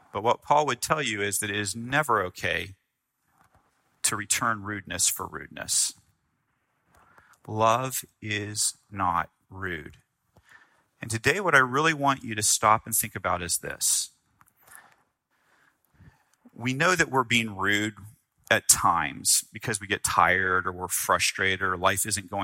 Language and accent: English; the South, United States; I grew up in the South